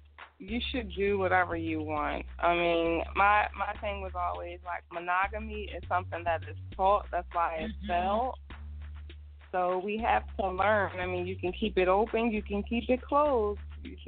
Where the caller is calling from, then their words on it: Philadelphia, Pennsylvania, United States; I'm calling from Philly.